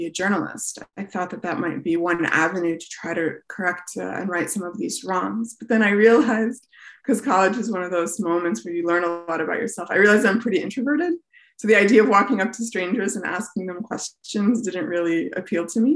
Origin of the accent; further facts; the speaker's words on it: Chicago, Illinois, United States; also born or lived in Tucson, Arizona; I was born in Tucson. Shortly thereafter, they moved to the Chicago area, and I grew up in the Chicago area, and I spent a lot of time in the southwest suburbs there